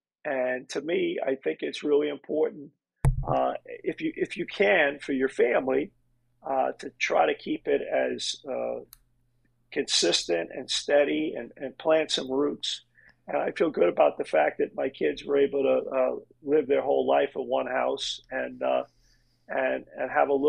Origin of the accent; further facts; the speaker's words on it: New York City, New York, United States; moved away as an adult; now in Canada; I was born in Brooklyn, New York. I'm the youngest of four boys, Irish immigrants. I'm first generation. My parents both immigrated to the United States.